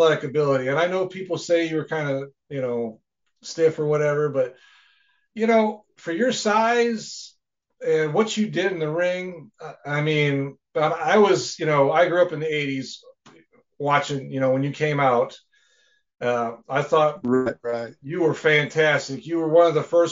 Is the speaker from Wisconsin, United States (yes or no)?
yes; Wisconsin, United States; moved away; I'm from Wisconsin